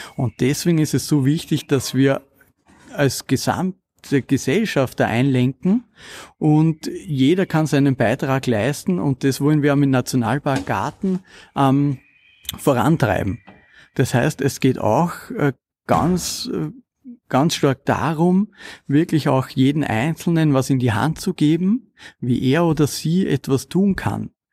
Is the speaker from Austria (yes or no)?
yes; Kamptal, Lower Austria, Austria; Ich bin aufgewachsen im Kammtal ähm, in Niederösterreich.